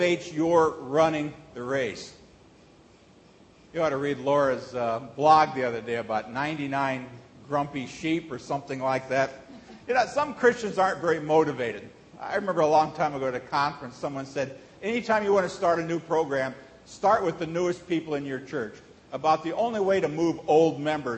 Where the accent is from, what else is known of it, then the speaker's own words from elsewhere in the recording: Nebraska, United States; moved away; also born or lived in Hong Kong / Texas; Growing up in Nebraska